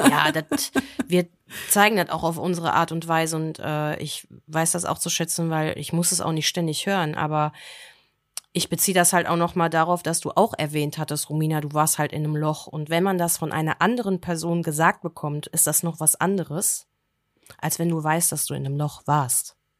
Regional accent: Germany; bei uns in Deutschland

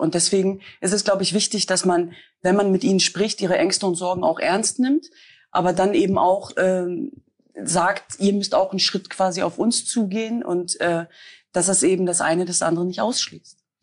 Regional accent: Germany; ich bin zwar in Deutschland geboren und aufgewachsen

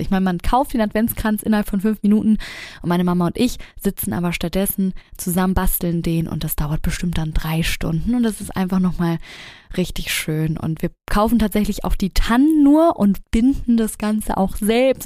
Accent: Hamburg, Germany; bei uns in Hamburg

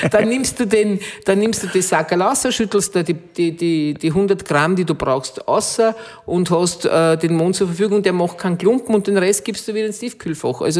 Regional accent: Ottenschlag, Lower Austria, Austria; bin aus Ottenschlag, vier Kilometer, ist ja direkt neben meiner Heimat

